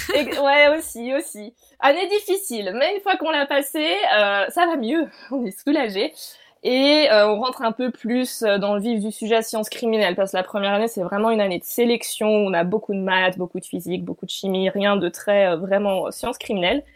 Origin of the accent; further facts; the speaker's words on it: France; moved away as an adult; also born or lived in Lausanne, Switzerland; now in Switzerland; je fais un doctorat du coup en Suisse, donc pas du tout en France, mais je suis française